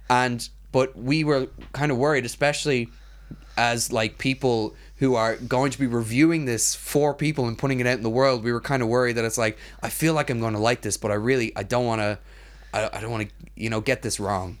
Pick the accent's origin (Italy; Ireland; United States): Ireland; As an Irish person